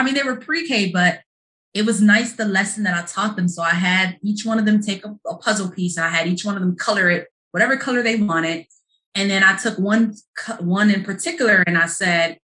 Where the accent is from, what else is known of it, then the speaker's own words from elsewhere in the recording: Chicago, Illinois, United States; moved away as an adult; also born or lived in Ohio; I'm from Chicago